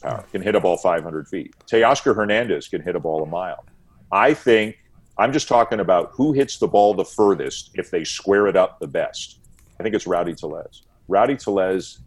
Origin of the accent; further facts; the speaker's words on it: Toronto, Ontario, Canada; I'm from Toronto.